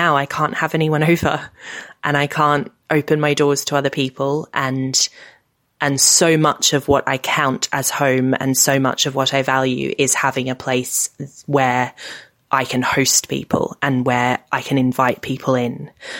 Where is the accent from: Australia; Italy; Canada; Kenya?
Australia; now in United Kingdom; I've got the houses I grew up in Australia